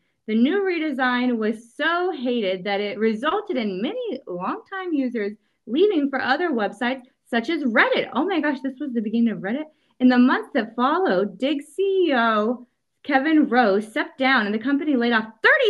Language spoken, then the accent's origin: English; Liverpool, North West England, United Kingdom; I'm from Liverpool.